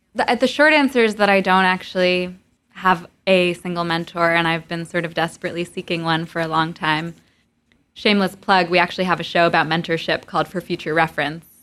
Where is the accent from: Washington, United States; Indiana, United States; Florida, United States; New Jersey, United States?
New Jersey, United States; Montclair; moved away as an adult; also born or lived in East Village, New York / Providence, Rhode Island; now in New York, United States; I was born in the East Village, but I grew up mostly in Montclair, New Jersey